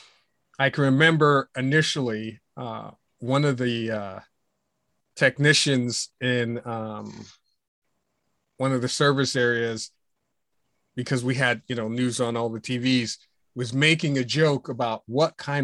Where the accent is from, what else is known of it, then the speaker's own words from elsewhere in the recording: Pittsburgh, Pennsylvania, United States; moved away; also born or lived in Virginia; your hometown like Pittsburgh